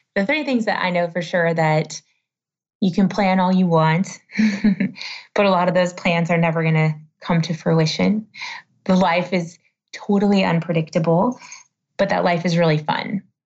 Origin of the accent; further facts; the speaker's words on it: United States; being American